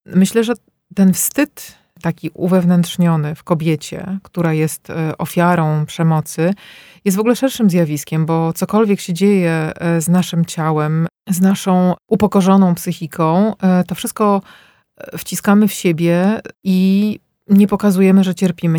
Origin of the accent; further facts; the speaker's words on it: Warsaw, Masovian Voivodeship, Poland; moved away as an adult; now in Belgium; wychowałam się w blokach, w warszawskich blokach tutaj na Stegnach